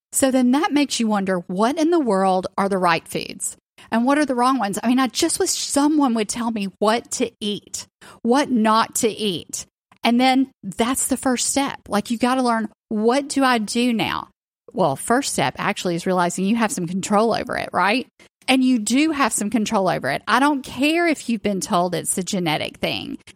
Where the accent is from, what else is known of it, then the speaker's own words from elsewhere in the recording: the South, United States; growing up in the South